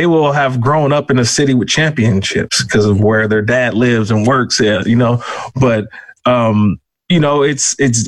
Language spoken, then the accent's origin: English; Bay Area, California, United States; now in Los Angeles, United States; I grew up in the Bay Area